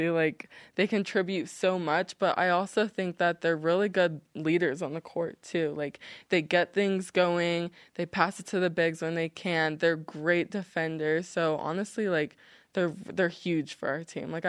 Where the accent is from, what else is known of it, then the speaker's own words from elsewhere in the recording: Hawaii, United States; also born or lived in Japan / Washington / Georgia; So I was born in Japan, and then we moved to Washington State, and then we moved to Georgia, and then Hawaii.